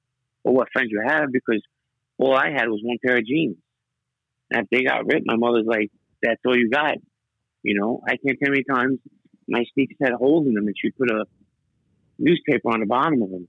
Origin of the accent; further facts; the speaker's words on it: New York City, New York, United States; When I grew up in Brighton Beach, it was mostly American